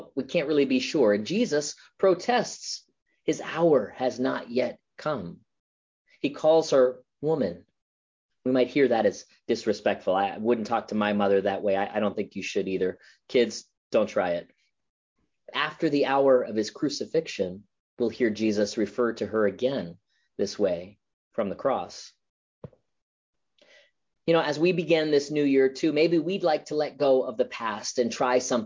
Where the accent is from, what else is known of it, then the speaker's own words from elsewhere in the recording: Florida, United States; now in Las Vegas, United States; Growing up in Florida, I always loved being near the water